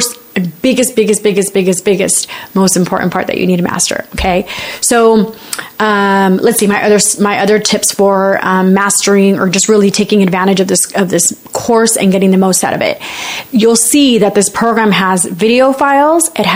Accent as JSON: {"language": "English", "country": "United States", "said": "I'm a Latina, I'm Mexican American. My parents are immigrants."}